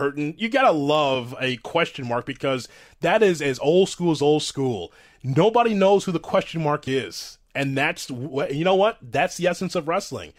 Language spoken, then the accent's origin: English; Chicago, Illinois, United States; I'm from Chicago, so I come from Vern Gagne's TV in the AWA.